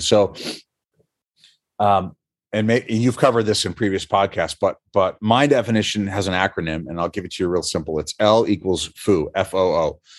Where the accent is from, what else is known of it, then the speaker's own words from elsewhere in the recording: New Hampshire, United States; moved away; I'm from New Hampshire originally.